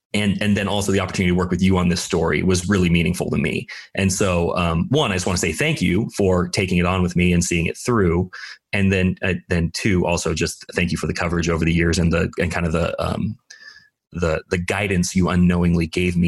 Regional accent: Oregon, United States; moved away; when I was a teenager, I grew up in Oregon

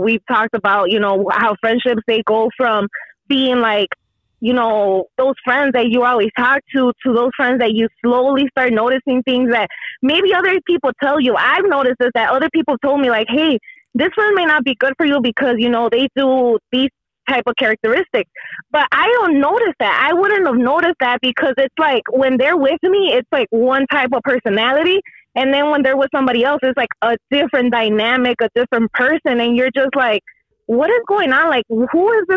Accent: Jalisco, Mexico; I'm from Jalisco

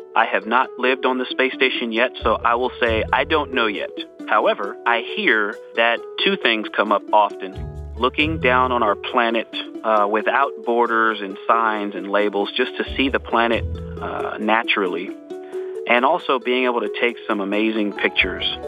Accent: California, United States; I was born in California and people can say I'm a Californian

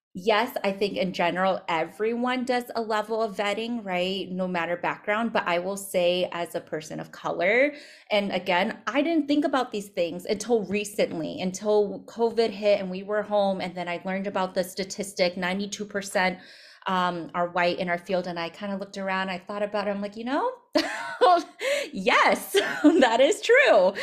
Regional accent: United States; I'm Asian American

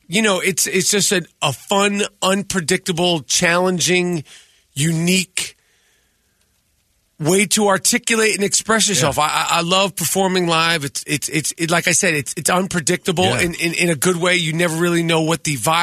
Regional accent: New York, United States; moved away; I'm from New York

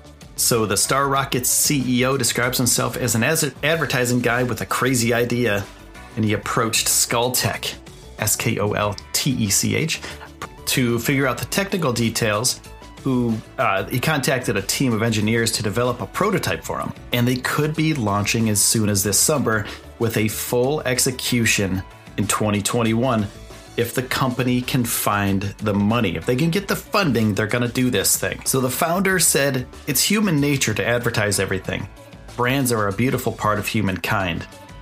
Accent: New York, United States; I'm not from Texas. I'm from New York.

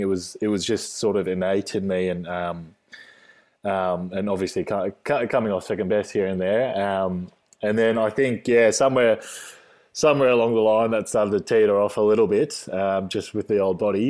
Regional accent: Australia; Australian born, just a normal, normal kid.

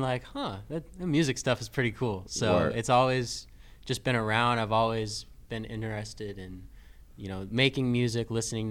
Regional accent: Charlotte, North Carolina, United States; I'm a Charlotte native. I've been here my entire life.

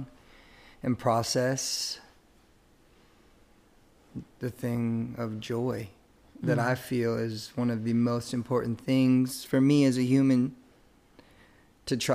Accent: Chantilly, Virginia, United States; also born or lived in Wilmington, North Carolina; now in Cary, United States; I grew up in Northern Virginia, Chantilly, Virginia, which is inside of Fairfax County

